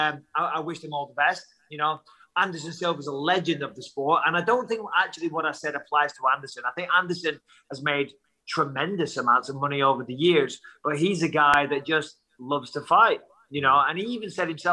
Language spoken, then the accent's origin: English; Clitheroe, North West England, United Kingdom; I come from Clitheroe